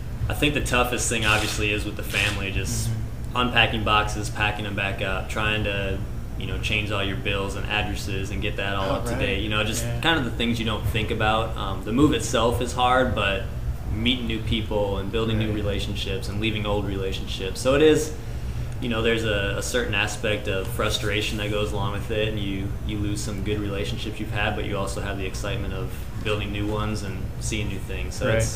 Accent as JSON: {"language": "English", "town": "Burlington", "region": "Wisconsin", "country": "United States", "said": "Nope, so I'm originally from Wisconsin, but I was coaching just previously."}